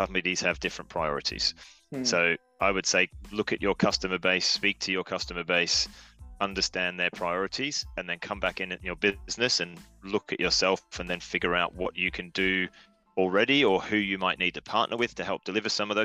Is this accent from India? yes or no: no; Australia; now in United Kingdom; I'm Australian, so I'll answer it as an Australian living in the UK